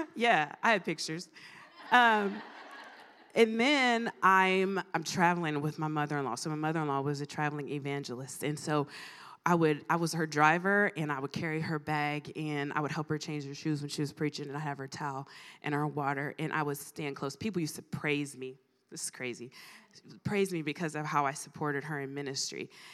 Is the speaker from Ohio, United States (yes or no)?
yes; Mansfield, Ohio, United States; moved away as an adult; also born or lived in Greenville, South Carolina / Chicago; I am from, born and raised in Mansfield, Ohio. Was there for thirty-five years